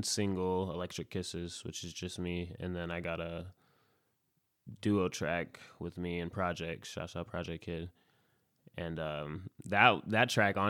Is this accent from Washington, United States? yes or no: yes; Spokane Valley, Washington, United States; born and raised in Spokane, in the Valley. Spokane Valley Hospital